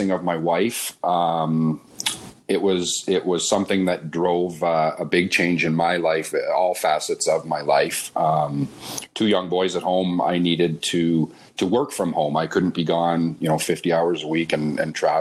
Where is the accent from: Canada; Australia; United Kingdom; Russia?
Canada; London, Ontario; also born or lived in Oakville; I was born and raised in London and had a great childhood growing up camping in Bayfield every summer